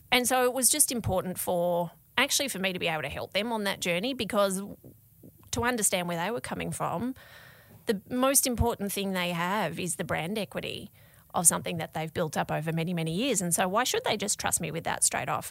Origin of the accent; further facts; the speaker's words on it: Tasmania, Australia; moved away; I was from Tasmania and I wasn't living, you know, with my parents, I was living away from home